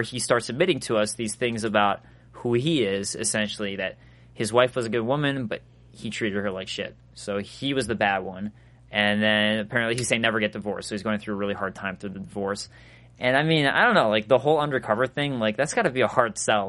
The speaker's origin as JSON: {"language": "English", "town": "Chicago", "region": "Illinois", "country": "United States", "said": "I'm from Chicago"}